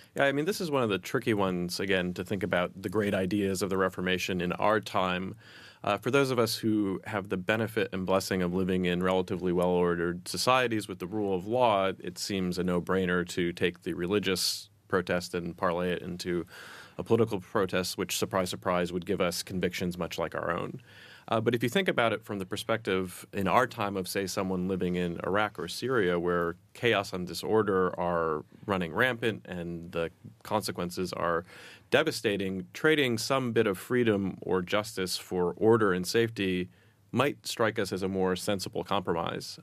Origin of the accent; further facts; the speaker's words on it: United States; accent: American; I'm American